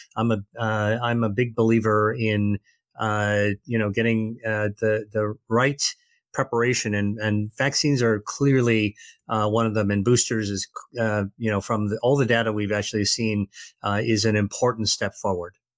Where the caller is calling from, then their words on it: Massachusetts, United States; I'm calling from Massachusetts, just outside of Boston